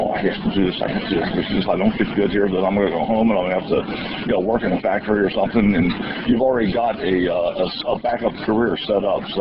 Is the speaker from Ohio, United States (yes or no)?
yes; Cincinnati, Ohio, United States; when I grew up in Cincinnati